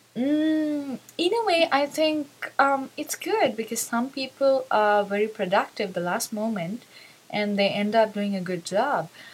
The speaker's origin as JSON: {"language": "English", "country": "Sri Lanka", "said": "I'm from Sri Lanka."}